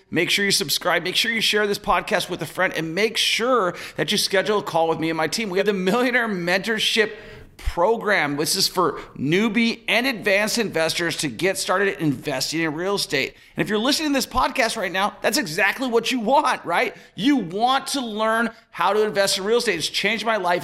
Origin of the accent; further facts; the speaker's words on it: Washington, United States; where I'm from in uh, Washington State